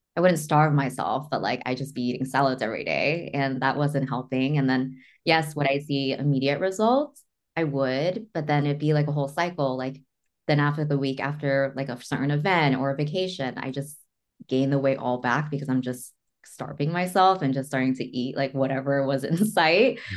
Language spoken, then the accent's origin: English; Northridge, California, United States; I am from Northridge